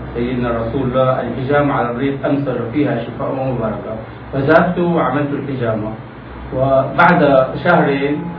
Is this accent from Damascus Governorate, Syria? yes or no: yes; Damascus, Damascus Governorate, Syria; من مواليد دمشق 1936